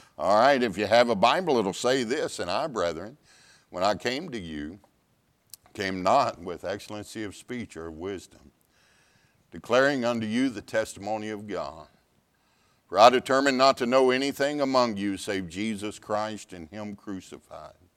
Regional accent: Pasadena, Texas, United States; Ten years pastoring in Pasadena, Texas, my hometown

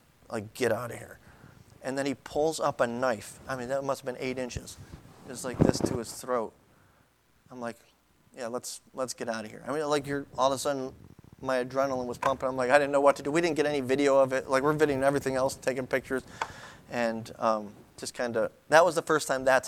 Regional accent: Buffalo, New York, United States; I'm from Buffalo. We're from Buffalo

